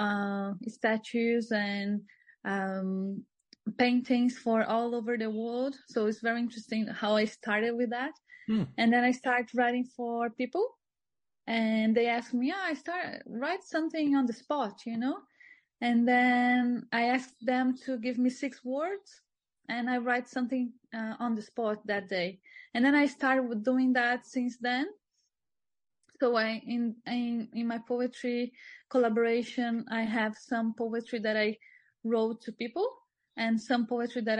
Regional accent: Brazil; moved away as an adult; also born or lived in Sydney / Cairns; now in Australia; I came from Brazil. I'm living here

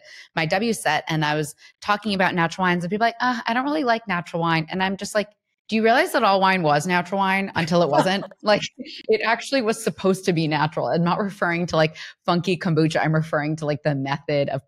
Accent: Ohio, United States; I'm from Ohio

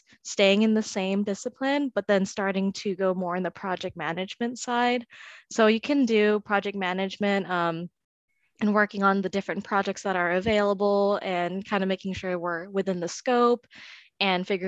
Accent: San Diego, California, United States; I'm from San Diego

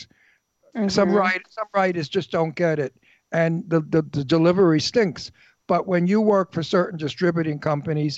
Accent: New York City, New York, United States; accent: Brooklyn; moved away; I'm from Brooklyn.

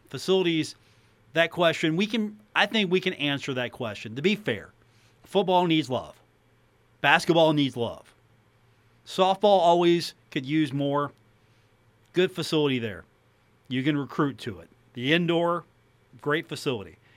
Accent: Huntington, West Virginia, United States; as a resident and a native Huntington

